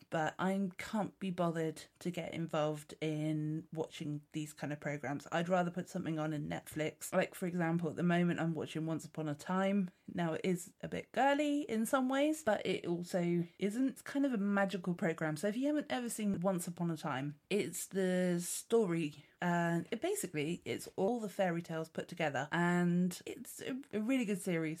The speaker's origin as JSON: {"language": "English", "area": "Dorset", "region": "South West England", "country": "United Kingdom", "said": "I'm from Dorset. I'm very, very pleased to say that I haven't got the Dorset accent"}